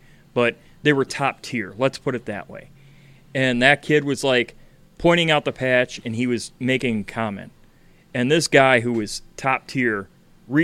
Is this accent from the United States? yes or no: yes; Chicago, Illinois, United States; I'm from Chicago